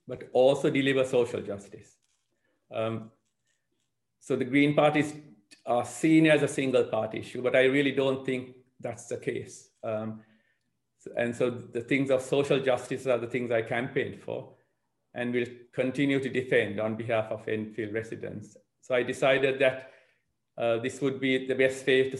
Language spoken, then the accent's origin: English; Sri Lanka; also born or lived in Southgate, London; now in London, United Kingdom; I'm originally from Sri Lanka. I've been here for 40 years, and I've lived in Southgate Ward for 26 years